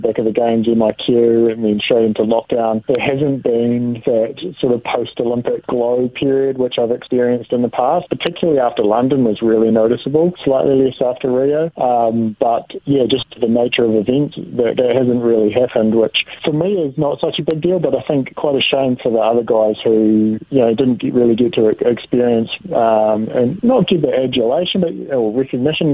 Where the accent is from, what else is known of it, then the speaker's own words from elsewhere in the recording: Dunedin, Otago, New Zealand; moved away; my hometown in Dunedin